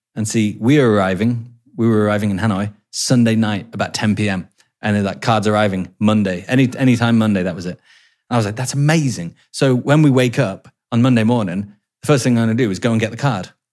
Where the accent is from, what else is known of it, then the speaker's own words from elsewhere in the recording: England, United Kingdom; I'm English